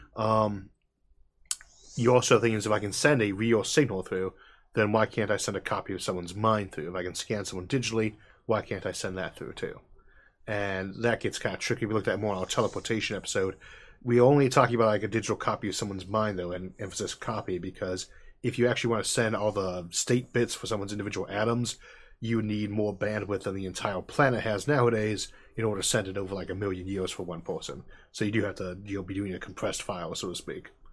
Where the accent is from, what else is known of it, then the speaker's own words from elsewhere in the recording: Midwest, United States; I come from the Midwest and I'm in a rural area